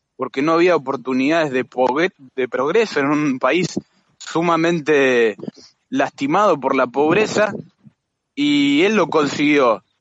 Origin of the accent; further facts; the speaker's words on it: Argentina; como somos los argentinos